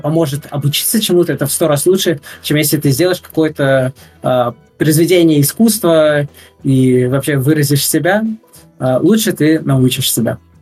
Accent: Russia; now in Netherlands; я из России

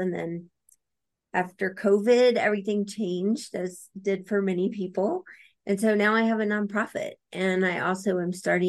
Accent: Louisiana, United States; moved away as an adult; also born or lived in Colorado; I grew up in Louisiana. And after college, I moved to Colorado.

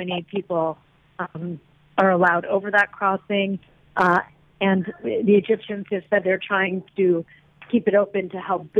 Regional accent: United States; moved away as an adult; also born or lived in Israel; now in Jerusalem, Israel; I'm an American, but I'm also a Jew. And I feel I can lead a fuller Jewish life here in Israel.

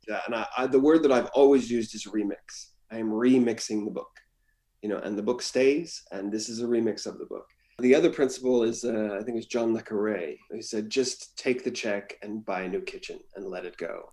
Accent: Washington, United States; also born or lived in Hawaii; as an American in the West, I grew up in Hawaii and in Washington State

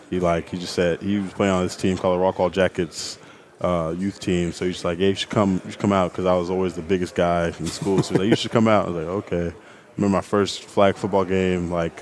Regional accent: Nigeria; I like brisket, but when I'm home because I'm Nigerian, I miss my mom's jollof rice.

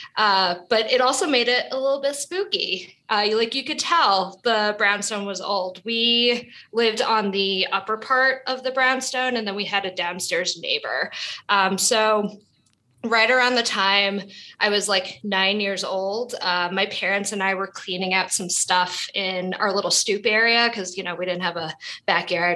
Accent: New York City, New York, United States; So I was born and raised in Brooklyn, New York

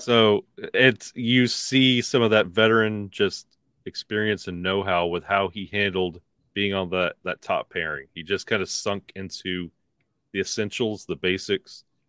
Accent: Alabama, United States; now in Pennsylvania, United States; I was born and raised in Alabama

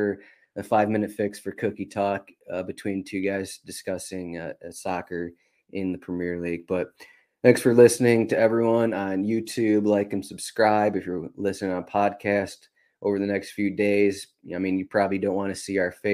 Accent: Michigan, United States; I grew up in Michigan.

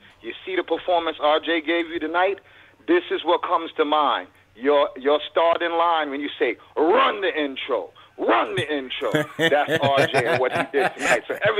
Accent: New York City, New York, United States; now in Fort Worth, United States; I'm born and raised in Brooklyn, New York.

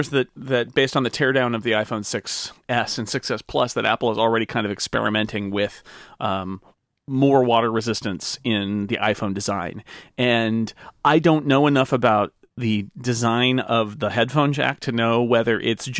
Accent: United Kingdom; I'm very British, of course, as I am.

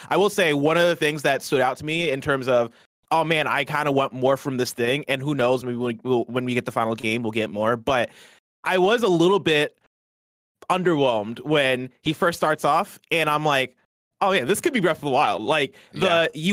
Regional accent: Midwest, United States; also born or lived in Nigeria / Seattle; now in San Francisco, United States; I'm from the Midwest. I lived in Nigeria.

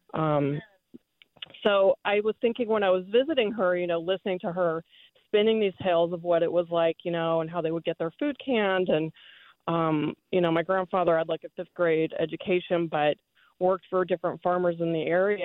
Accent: Bay Area, California, United States; I'm a Bay, I'm a Bay Area native, California native

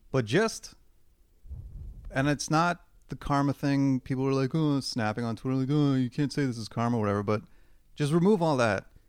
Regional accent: Hamilton, Ontario, Canada; now in Toronto, Canada; growing up in Hamilton

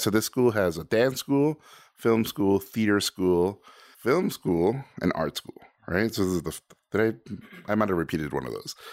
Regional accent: Tijuana, Baja California, Mexico; born or raised there; first language Spanish; English is a second language; also born or lived in Mexico City; now in United States

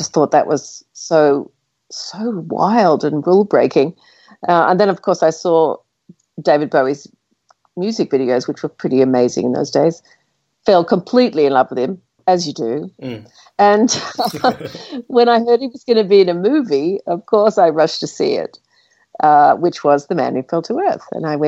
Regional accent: Australia; as Australians

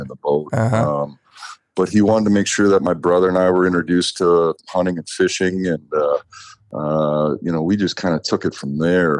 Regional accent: Sunfish Lake, Minnesota, United States; I grew up in Minnesota, right outside of the cities, little town called Sunfish Lake, Minnesota.

